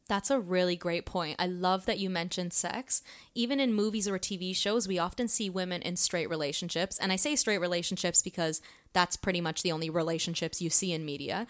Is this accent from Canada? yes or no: yes; Canada; being a Canadian and a woman